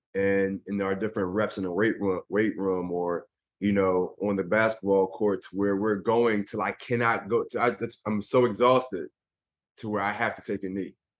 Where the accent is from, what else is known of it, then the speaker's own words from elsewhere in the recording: Philadelphia, Pennsylvania, United States; I grew up in Philadelphia